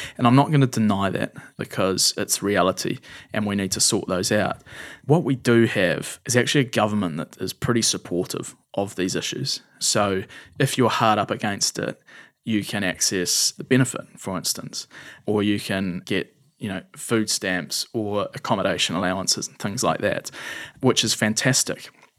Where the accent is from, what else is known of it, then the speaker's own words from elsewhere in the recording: India; I spent a lot of time growing up in India, and I have a really strong connection with that country.